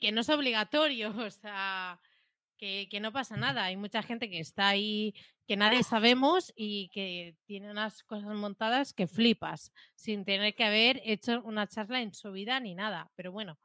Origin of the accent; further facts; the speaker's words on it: Catalonia, Spain; más siendo catalanas